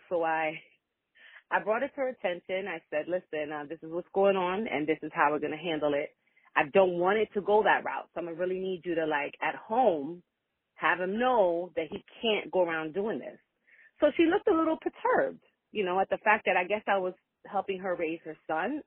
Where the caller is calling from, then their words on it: Florida, United States; I'm calling from Florida